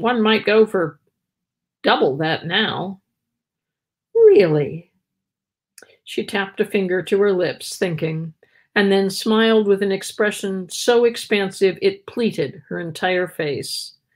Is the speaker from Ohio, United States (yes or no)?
yes; Columbus, Ohio, United States; moved away as an adult; now in San Francisco, United States; I grew up in Columbus, Ohio, which has a lot of history